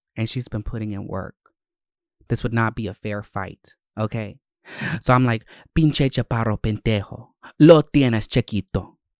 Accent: Winder, Georgia, United States; also born or lived in Gwinnett County, Georgia; I I grew up in Gwinnett and North Georgia areas, um, Winder

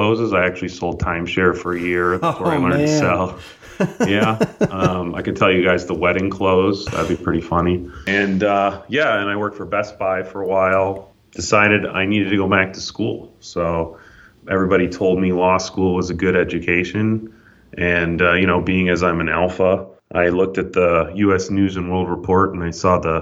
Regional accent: Midwest, United States; moved away as an adult; now in California, United States; I'm from the Midwest

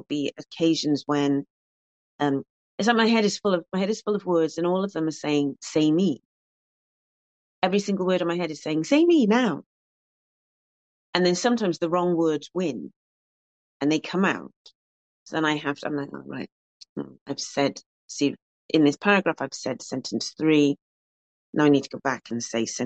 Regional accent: Cardiff, Wales, United Kingdom; Growing up in Ely, so I wasn't actually born in Ely, I should stress, because somebody might pounce on that, but I was in Ely from when I was 3 months old, more like 10 weeks old.

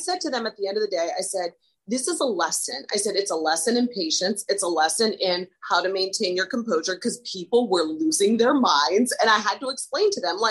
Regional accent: Ohio, United States; also born or lived in Arizona / Los Angeles / Miami; now in New York City, United States; I'm born and raised in Ohio, but I feel like after living in New York for the past 16 years

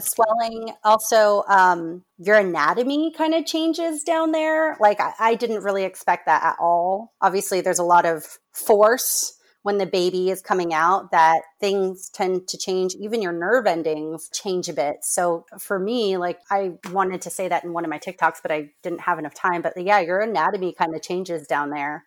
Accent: Orange County, California, United States; moved away as an adult; also born or lived in Michigan / Rhode Island / Massachusetts; I am from Orange County, California, but I've bit, kind of been all over the place. Um, I grew up here

